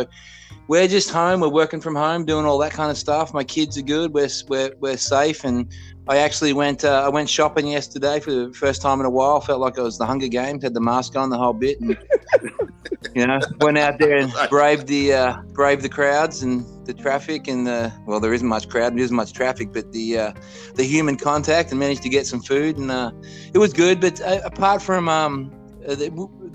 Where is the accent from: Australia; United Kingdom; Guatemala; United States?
Australia; moved away; I'm from Australia. I grew up in Australia.